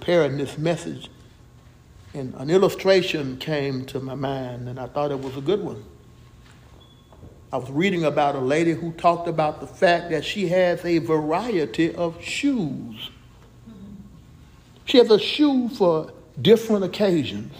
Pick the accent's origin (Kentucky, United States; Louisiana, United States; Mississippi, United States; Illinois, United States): Mississippi, United States; Jackson; when I was growing up in Jackson, Mississippi, my hometown, we used to walk to school